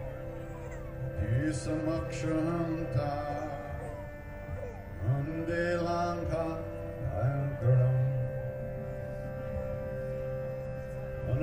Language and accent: English; New York, United States; I'm from New York